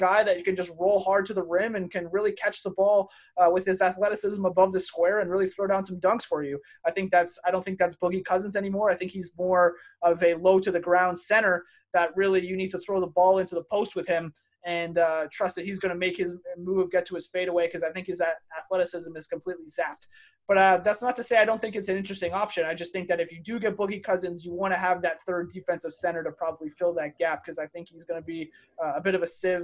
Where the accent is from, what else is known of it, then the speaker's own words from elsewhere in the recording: Canada; we're from Canada